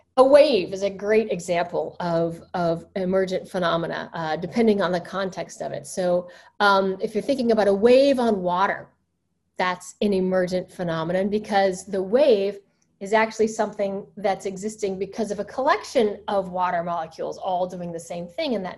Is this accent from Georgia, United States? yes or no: no; Alabama, United States; I used to find hunks of quartz in my backyard growing up in Alabama